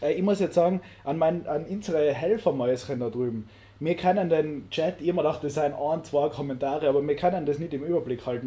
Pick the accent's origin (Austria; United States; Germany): Austria; als Österreicher